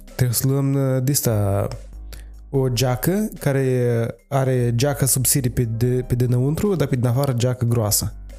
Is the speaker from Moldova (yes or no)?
yes; Moldova; suntem foarte practici ca moldoveni